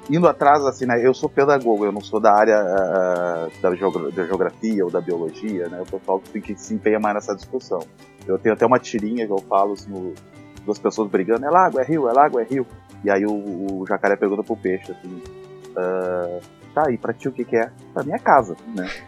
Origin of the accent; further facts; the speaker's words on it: Porto Alegre, Rio Grande do Sul, Brazil; Então eu cresci fazendo assim todo sempre o, o, caminho assim aqui, Zona Sul, né? Além de eu morar sempre aqui em Ipanema, na Zona Sul, que é bem pertinho do Guaíba